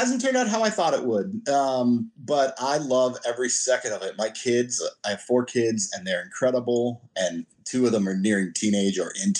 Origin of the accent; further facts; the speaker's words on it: California, United States; I didn't know snowblowers were a thing growing up in California.